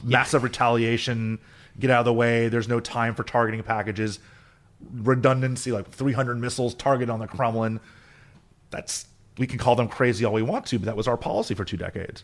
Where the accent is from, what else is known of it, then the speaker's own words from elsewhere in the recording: South Florida, United States; I'm from South Florida